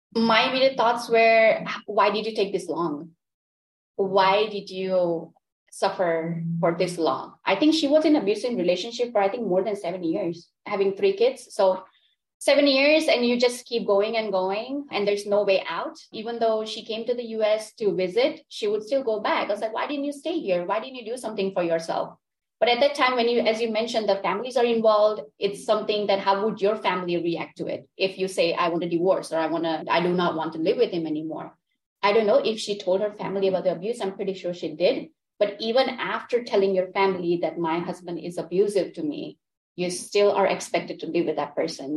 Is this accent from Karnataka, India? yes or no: no; Gujarat, India; first language Gujarati; English is a second language; also born or lived in London, United Kingdom; now in Orlando, United States; I was born in India. So I lived in India with my family and then we migrated to United Kingdom. So I was living in London.